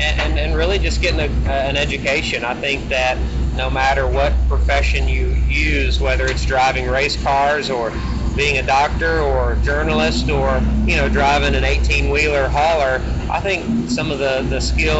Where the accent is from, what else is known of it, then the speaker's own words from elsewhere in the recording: Unadilla, Georgia, United States; So Unadilla is a small town that we had, some family in town. That's where my family had lived at for a number of generations, and they always were involved in racing.